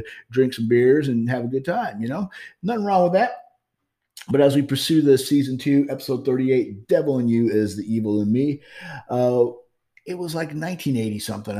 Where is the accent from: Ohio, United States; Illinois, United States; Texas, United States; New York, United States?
Illinois, United States; Highland; moved away as an adult; now in St. Louis, United States; I'm growing up in Highland, Illinois. And that's how I kind of sort of migrated back here to St. Louis, Missouri. After all the years, I had grown up for the last 4 years of my high school life in Highland, Illinois